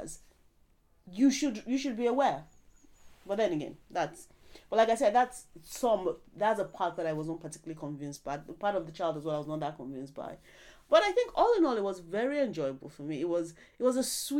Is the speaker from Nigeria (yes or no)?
yes; Nigeria; we're Nigerian